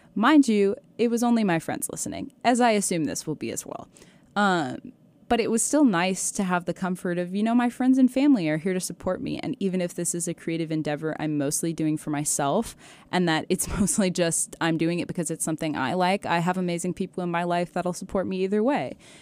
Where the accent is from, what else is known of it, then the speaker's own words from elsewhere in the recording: Mill Creek, Washington, United States; moved away as an adult; now in Malibu, United States; I'm from a town called Mill Creek